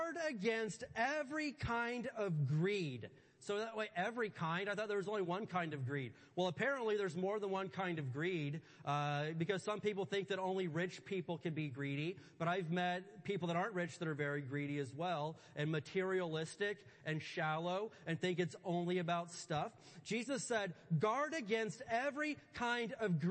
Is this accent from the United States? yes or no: yes; Indiana, United States; I grew up in Indiana